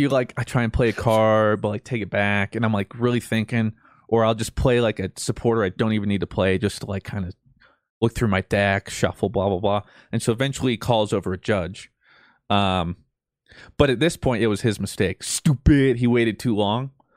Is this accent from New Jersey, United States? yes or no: no; Colorado, United States; I'm this nobody from Colorado